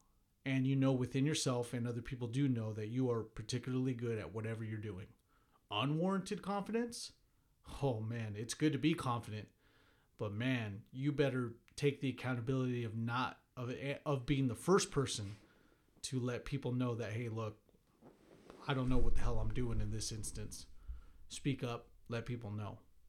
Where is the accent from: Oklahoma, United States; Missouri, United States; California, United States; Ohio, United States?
Missouri, United States; but hey, I'm from Missouri. I'm from the show me state.